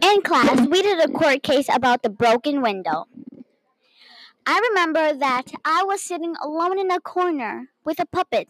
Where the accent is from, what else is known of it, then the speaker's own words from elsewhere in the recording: Minnesota, United States; I am from Minnesota, but my mom and dad are both from Mexico